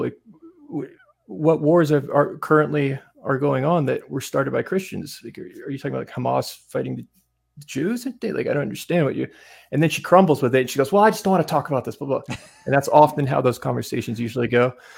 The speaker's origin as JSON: {"language": "English", "town": "Asheville", "region": "North Carolina", "country": "United States", "tie": "born or raised there", "also_born_or_lived": "Greenville, North Carolina", "moved": "yes", "said": "Grew up in the mountains outside Asheville, North Carolina, in the woods, in a cabin that my dad built by himself"}